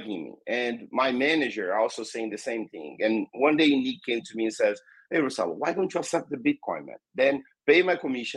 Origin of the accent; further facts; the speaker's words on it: Brazil; first language Portuguese; English is a second language; I'm from Brazil, and here in Brazil we speak Portuguese, so English is not our native language. So I'll try my best to speak English. But yeah, I born in Brazil.